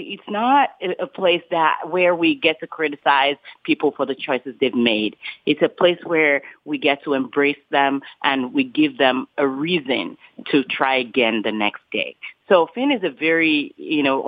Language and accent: English; Lagos, Nigeria; moved away; I grew up in Nigeria, in Lagos, Nigeria